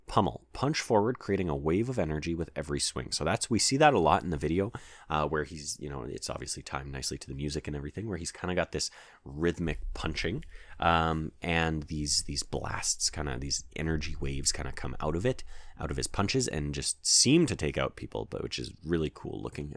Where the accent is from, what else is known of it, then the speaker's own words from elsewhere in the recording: Canada; as we are all Canadian